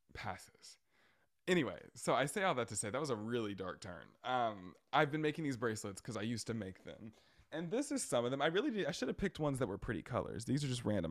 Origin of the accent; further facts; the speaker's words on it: Brunswick, Georgia, United States; also born or lived in Indiana; I always say my hometown, and I'm referencing, like, Brunswick and, uh, Saint Simon's Island. Um, but my home hometown, actually where I was born, is in Indiana